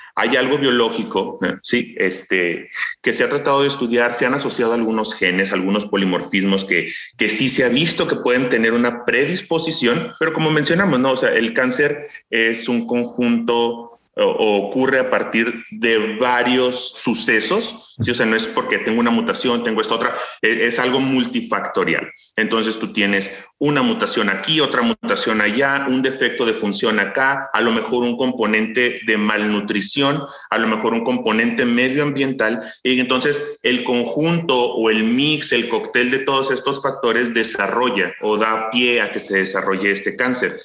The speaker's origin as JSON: {"language": "Spanish", "town": "Ciudad Juárez", "region": "Chihuahua", "country": "Mexico", "tie": "born or raised there", "said": "yo crecí en una ciudad fronteriza, soy originario de Ciudad Juárez, Chihuahua"}